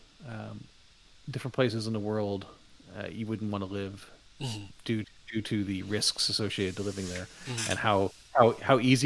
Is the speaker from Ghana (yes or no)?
no; Canada; now in Toronto area, Canada; where I grew up in Canada, winters were terrible. Where I live now, near the Toronto area, winters are not bad.